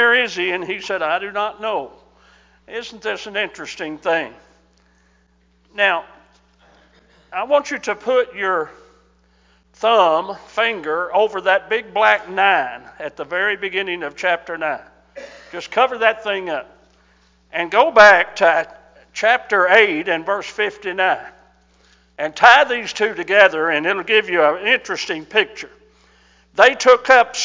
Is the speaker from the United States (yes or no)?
yes; Mount Sterling, Kentucky, United States; I've lived in Mount Sterling, Kentucky, my hometown, since 2016